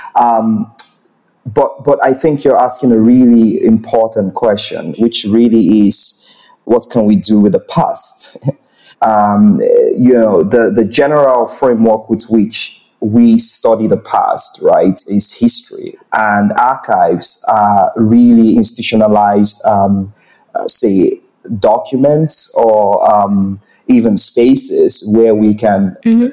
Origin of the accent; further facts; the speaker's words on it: Nigeria; I am a Nigerian person